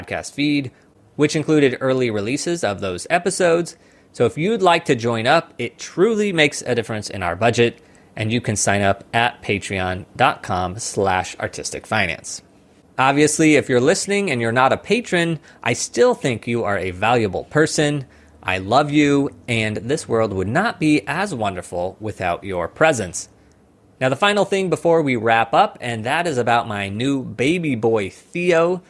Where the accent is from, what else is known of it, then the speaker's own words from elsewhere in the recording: Missouri, United States; moved away as an adult; now in New York, United States; back in my hometown in Missouri